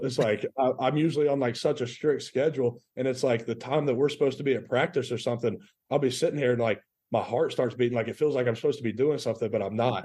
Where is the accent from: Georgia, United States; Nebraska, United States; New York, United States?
Georgia, United States; Rome; also born or lived in Chattanooga, Tennessee; I was born there, moved down because my dad got a coaching job. So we moved to Rome